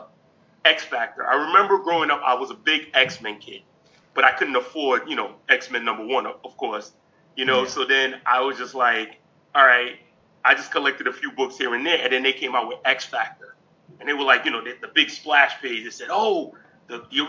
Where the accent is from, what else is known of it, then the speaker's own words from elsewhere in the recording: New York City, New York, United States; I was born in Brooklyn, New York. Actually, I'm still in my old neighborhood. So, what's crazy is, I grew up in Brooklyn